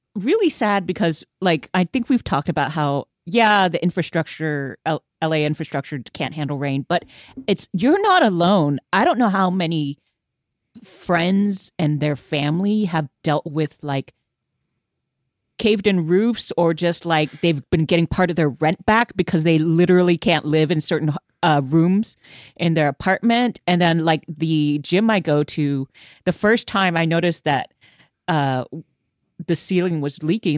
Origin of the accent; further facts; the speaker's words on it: Houston, Texas, United States; I come from Houston.